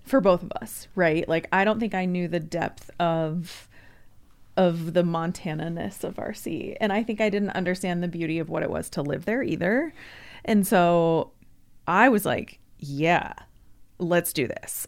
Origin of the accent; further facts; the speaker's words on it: Yakima, Washington, United States; Yakima is my hometown